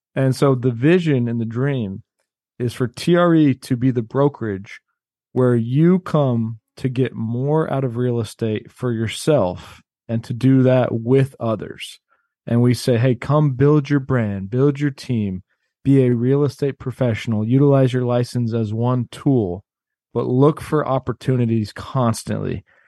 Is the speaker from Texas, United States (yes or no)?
yes; Austin, Texas, United States; also born or lived in Cleveland, Ohio; my mom moved to Austin when I was two years old